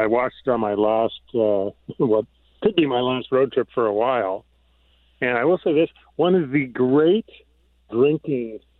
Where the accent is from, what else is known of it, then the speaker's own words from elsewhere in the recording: Canada; I'm Canadian